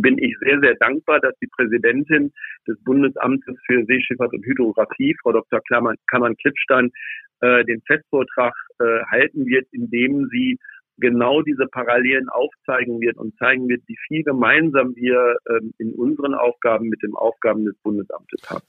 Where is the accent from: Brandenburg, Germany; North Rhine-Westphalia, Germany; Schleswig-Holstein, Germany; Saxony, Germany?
Schleswig-Holstein, Germany; aus meiner Heimat aus Schleswig-Holstein